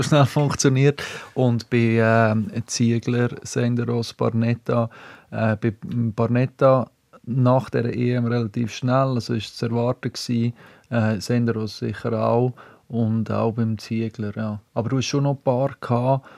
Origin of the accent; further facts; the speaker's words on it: Switzerland; als Schweizer